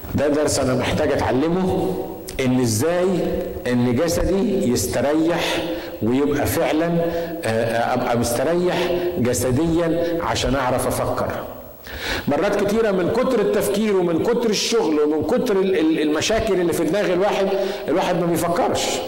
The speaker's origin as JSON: {"language": "Arabic", "country": "Egypt", "said": "بنقول بالمصري"}